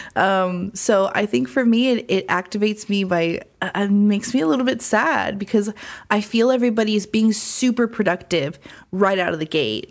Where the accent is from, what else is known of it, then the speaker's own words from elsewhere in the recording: Phoenix, Arizona, United States; now in Los Angeles, United States; Phoenix, Arizona, my hometown